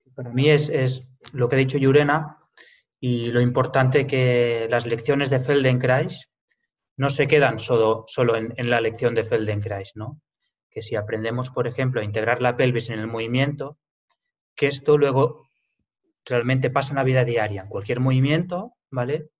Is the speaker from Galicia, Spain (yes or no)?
no; Lleida, Catalonia, Spain; yo soy, nací aquí realmente, aquí en Lleida